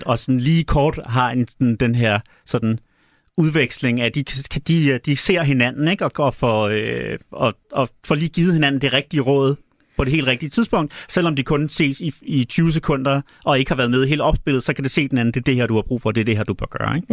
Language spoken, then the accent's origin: Danish; Denmark; accent: Danish; also born or lived in Chicago, United States